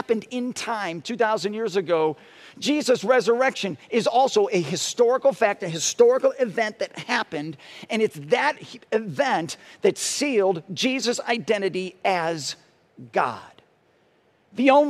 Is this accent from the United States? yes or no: yes; Parma, Ohio, United States; When I was growing up in Parma, I was in elementary school